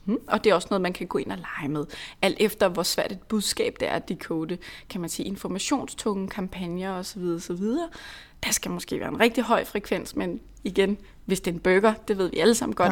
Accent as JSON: {"language": "Danish", "area": "Lolland", "region": "Zealand", "country": "Denmark", "said": "nu er jeg selv fra Lolland, og mine forældre bor langt ude på landet"}